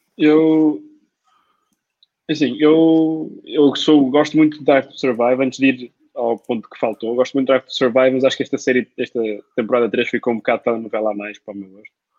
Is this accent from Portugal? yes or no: yes; Portugal; como português